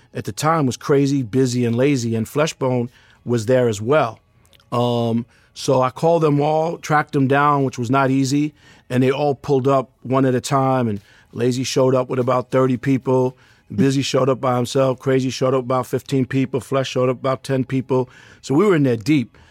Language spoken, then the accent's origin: English; New York City, New York, United States; I'm from Queens, New York